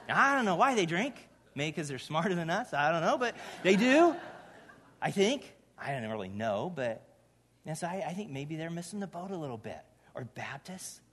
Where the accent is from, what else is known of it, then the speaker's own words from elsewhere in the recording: Indiana, United States; moved away; I grew up in Indiana, grew up in this little church for a good chunk of the time I was there.